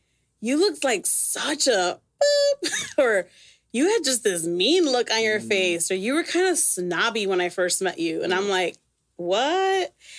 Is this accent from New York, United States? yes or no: no; Chicago, Illinois, United States; I say I'm from Chicago.